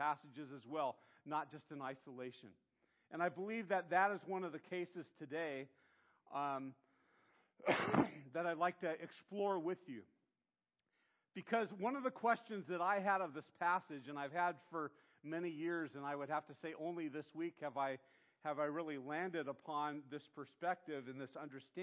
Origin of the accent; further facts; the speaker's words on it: Santa Barbara, California, United States; growing up in Santa Barbara